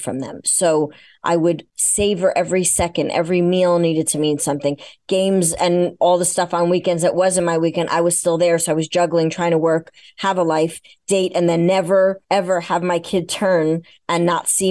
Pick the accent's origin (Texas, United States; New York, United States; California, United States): New York, United States; I'm a New Yorker